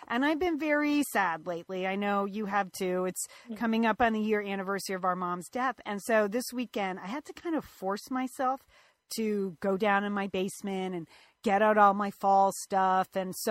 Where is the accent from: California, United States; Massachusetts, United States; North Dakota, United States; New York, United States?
California, United States; Pasadena; Pasadena, my hometown